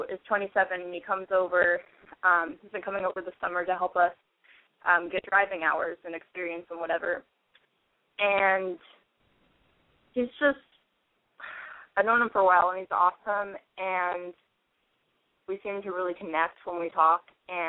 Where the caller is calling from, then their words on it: San Francisco Bay Area, California, United States; But I am calling from, like, the San Francisco Bay Area, kind of.